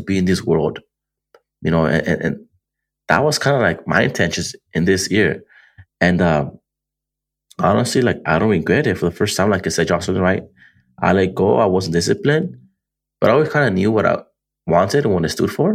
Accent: Antelope Valley, California, United States; Antelope Valley, my hometown

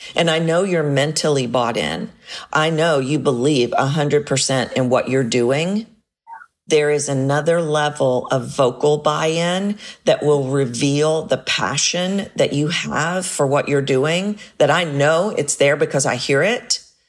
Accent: United States; as an American

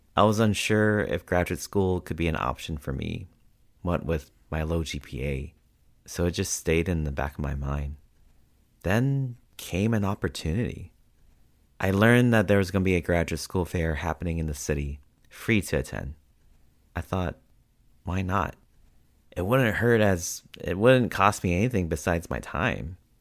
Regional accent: United States; my experiences have been growing up as both a Filipino and Asian American

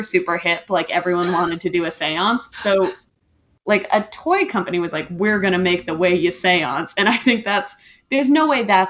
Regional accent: California, United States; I grew up in California.

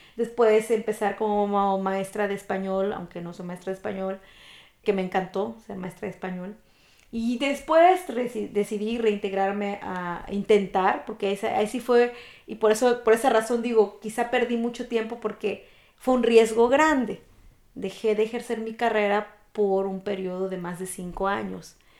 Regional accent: Mexico; moved away as an adult; also born or lived in Spain; now in Germany; Yo soy una mexicana orgullosa y yo siempre digo soy mexicana, aunque tengo la nacionalidad alemana

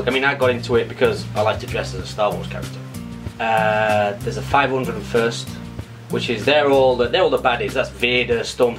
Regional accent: Sheffield, Yorkshire and the Humber, United Kingdom; moved away as an adult; also born or lived in Leeds; Sheffield. Okay. It's Northern England.

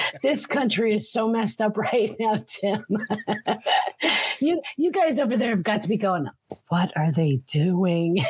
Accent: Allentown, Pennsylvania, United States; also born or lived in Fountain Hill, Pennsylvania / Coopersburg, Pennsylvania; I was born in 1965. Um, great year for cars. Um, so, um, in a town called Allentown, Pennsylvania

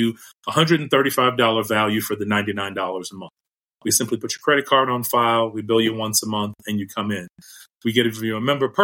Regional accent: Chicago, Illinois, United States; now in Las Vegas, United States; I'm a Chicagoan born and raised

